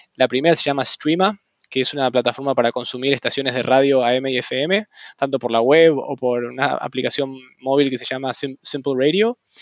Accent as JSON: {"language": "Spanish", "region": "Buenos Aires", "country": "Argentina", "tie": "born or raised there", "also_born_or_lived": "San Francisco", "moved": "as an adult", "lives_now": "Mill Valley, United States", "said": "siempre nací en Buenos Aires y viví en Buenos Aires toda mi vida"}